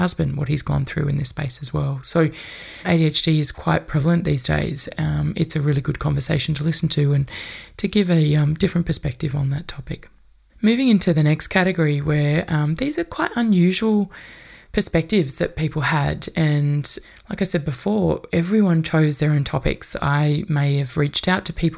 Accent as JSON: {"language": "English", "country": "Australia", "said": "many of us as white Australian people"}